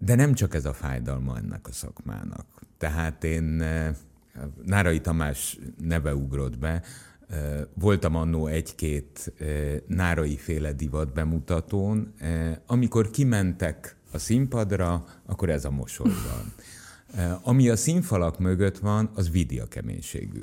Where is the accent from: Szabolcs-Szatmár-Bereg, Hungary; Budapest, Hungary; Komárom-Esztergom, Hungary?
Komárom-Esztergom, Hungary; Tatabánya; Mind a ketten Tatabányán születtünk.